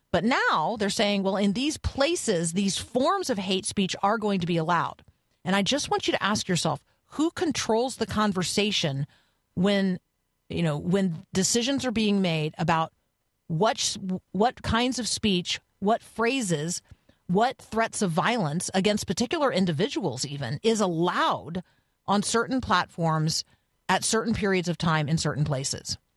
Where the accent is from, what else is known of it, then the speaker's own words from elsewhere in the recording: Canada; I'm Canadian. So we do freedom of expression, not actually free speech.